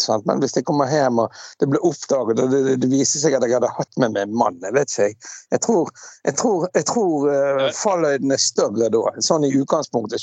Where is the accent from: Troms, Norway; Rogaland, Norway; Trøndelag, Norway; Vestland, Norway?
Vestland, Norway; Bergen; moved away as an adult; also born or lived in Scotland; now in Askøy, Norway; vi vokste opp på Laksevåg